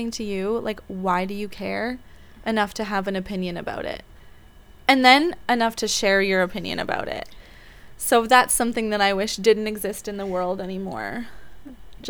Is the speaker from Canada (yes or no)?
yes; Vancouver, British Columbia, Canada; I grew up in Vancouver, Canada, which I absolutely adore